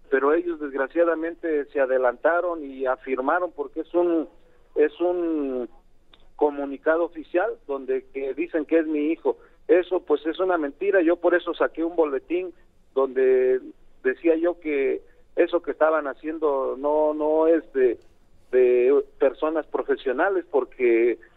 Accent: Tlaxiaco, Oaxaca, Mexico; yo estaba en Oaxaca, ah. eh, él, él vive en Oaxaca, vivíamos en Oaxaca, yo soy originario de Tlajiaco, Oaxaca, pero vivimos en Oaxaca capital

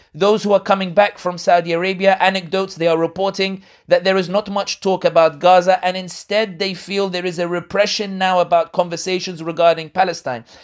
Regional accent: London, United Kingdom; people like me born and raised in London but originally from North Africa

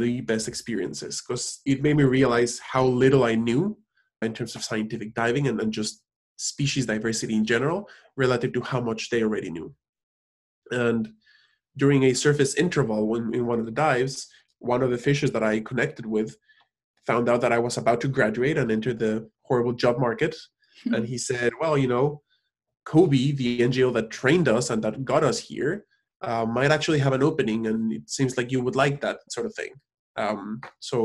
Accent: Cancun, Quintana Roo, Mexico; moved away; also born or lived in Mexico City, Mexico; even though I was born in Mexico City, I was raised in Cancun.

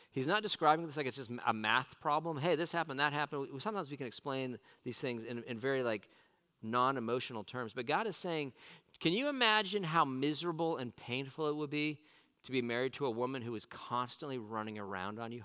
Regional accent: Southern California, United States; now in Roanoke, United States; I grew up in Southern California

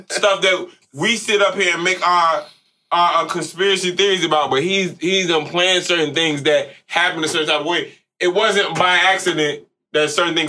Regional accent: Queens, New York, United States; I'm from Southside Jamaica, Queens.

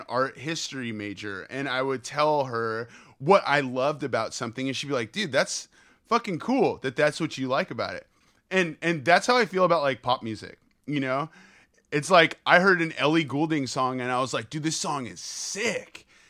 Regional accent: California, United States; I grew up like right outside of the Bay Area.

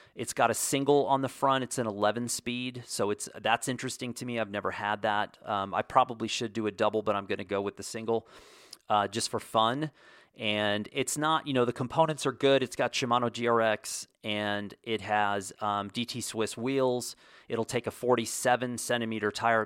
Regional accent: United States

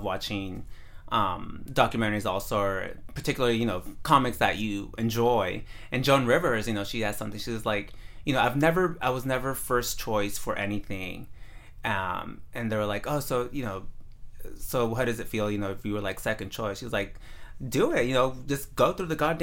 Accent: San Mateo, California, United States; also born or lived in Redwood City, California; Redwood City is where I live now. And before that, I grew up in San Mateo

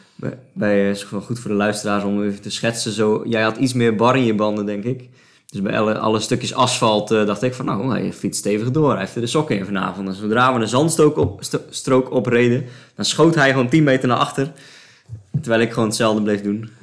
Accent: Sliedrecht, South Holland, Netherlands; Sliedrecht, het dorp waar ik vandaan kom

